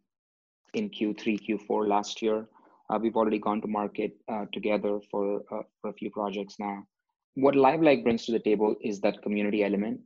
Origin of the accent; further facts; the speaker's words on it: India; moved away; growing up in India